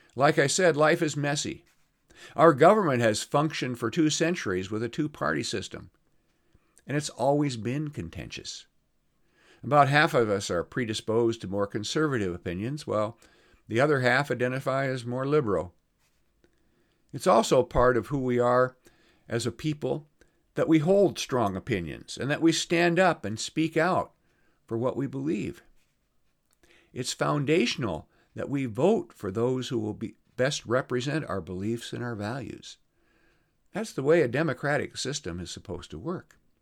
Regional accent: Iowa, United States; moved away; I'm going over to my hometown in Iowa

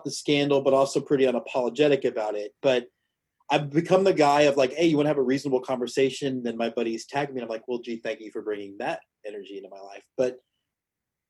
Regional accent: Houston, Texas, United States; now in Austin, United States; I'm in Austin now, but born and raised in Houston

